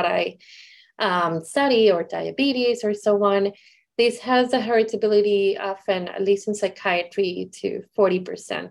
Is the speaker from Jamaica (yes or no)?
no; Puerto Rico; I am from Puerto Rico